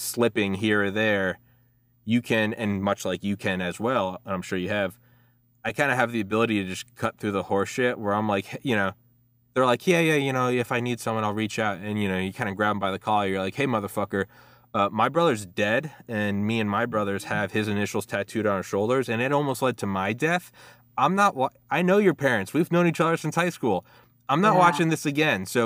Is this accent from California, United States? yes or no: no; Maryland, United States; also born or lived in Georgia, United States; I moved from Georgia to Maryland, back home to my parents' place